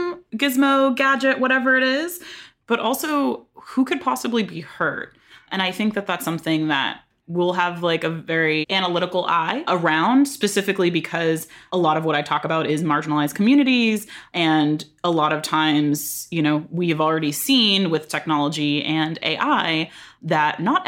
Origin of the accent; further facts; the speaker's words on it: San Diego, California, United States; I grew up in San Diego.